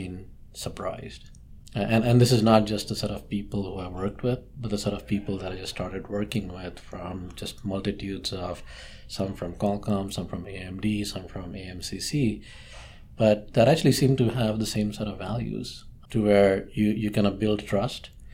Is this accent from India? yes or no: yes; India; moved away; growing up in India or in just Southeast Asia